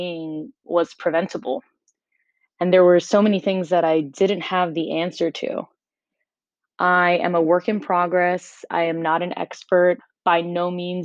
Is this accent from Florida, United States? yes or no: yes; Miami, Florida, United States; moved away as an adult; also born or lived in North Carolina; now in New York City, United States; I grew up in Miami. I'm 100% Cuban, but of course I am slightly Americanized